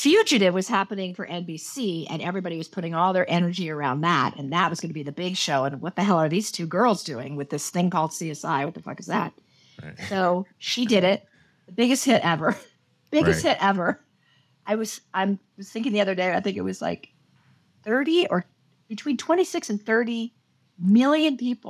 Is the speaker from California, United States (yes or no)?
yes; Los Angeles, California, United States; also born or lived in Houston, United States; I'm from Los Angeles.